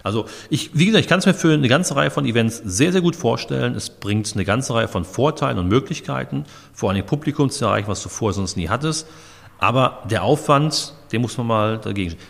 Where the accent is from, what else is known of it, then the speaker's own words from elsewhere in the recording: Dortmund, North Rhine-Westphalia, Germany; now in Steinfurt, Germany; ich komme aus Dortmund